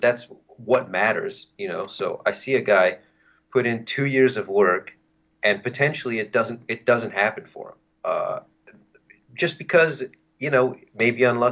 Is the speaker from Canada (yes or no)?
yes; Canada; as a Canadian